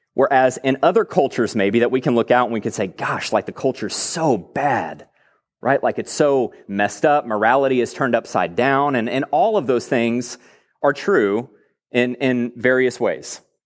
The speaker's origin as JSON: {"language": "English", "region": "Texas", "country": "United States", "tie": "born or raised there", "said": "I grew up in Texas, born and raised here"}